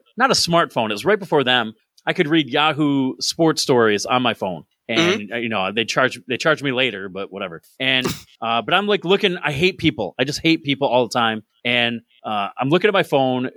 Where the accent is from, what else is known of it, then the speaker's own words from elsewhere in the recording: New York, United States; moved away; I'm from New York, and, you know, not the city